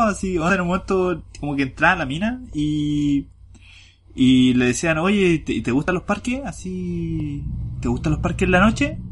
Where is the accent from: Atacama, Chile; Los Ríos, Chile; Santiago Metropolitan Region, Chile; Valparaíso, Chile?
Valparaíso, Chile; Viña del Mar; also born or lived in Los Andes; porque yo vivo en Viña realmente, pero trabajo acá en los Andes